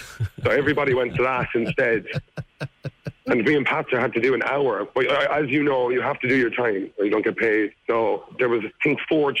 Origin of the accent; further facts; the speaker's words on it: Ireland; I'm from Ireland